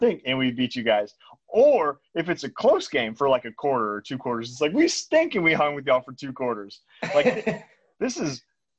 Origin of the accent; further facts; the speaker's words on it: Texas, United States; living in Houston and growing up in Texas